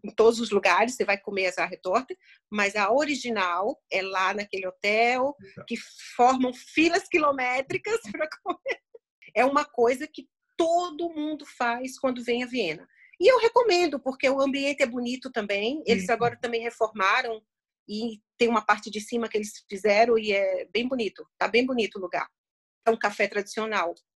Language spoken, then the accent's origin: Portuguese; Sergipe, Brazil; moved away as an adult; now in Vienna, Austria; eu sou sergipana